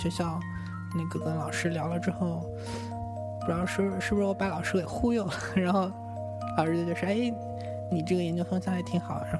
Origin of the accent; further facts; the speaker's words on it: Shanghai, China; 我是那个，我原来是上海人嘛，然后考到北京是我第一次在一个人在外面生活